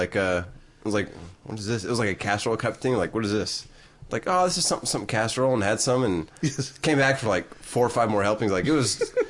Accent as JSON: {"language": "English", "town": "Austin", "region": "Texas", "country": "United States", "said": "We're from Austin."}